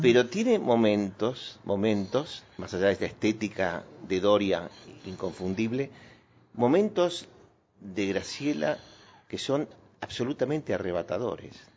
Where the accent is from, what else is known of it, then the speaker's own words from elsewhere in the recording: Buenos Aires, Argentina; also born or lived in Córdoba / Boulogne Sur Mer; Nací en Buenos Aires, nací en una eh, clínica, creo que por Palermo